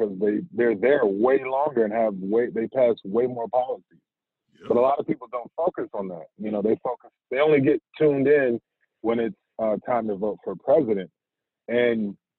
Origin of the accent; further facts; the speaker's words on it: Fayetteville, North Carolina, United States; also born or lived in Wilmington, North Carolina; I'm actually from Fayetteville, North Carolina. And that was a transplant to Wilmington